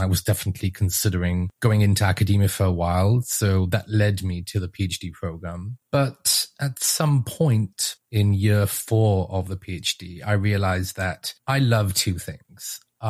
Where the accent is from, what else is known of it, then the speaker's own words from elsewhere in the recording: Israel; accent: British; moved away as an adult; now in United States; I'm originally from Israel, although I don't sound like it because my parents are both English and somehow I inherited the British accent. And I moved to the US in 2012 with my wife for graduate school originally.